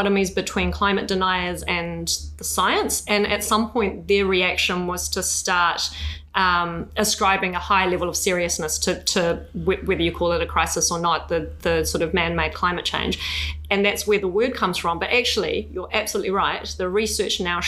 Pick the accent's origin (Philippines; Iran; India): Iran; now in New Zealand; I come from Iran and my parents were political asylum seekers who were granted refugee status here.